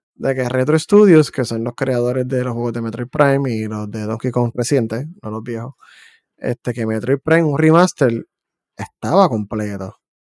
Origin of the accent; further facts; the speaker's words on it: Puerto Rico; accent: boricua; now in United States; yo soy de Puerto Rico y vivo en Estados Unidos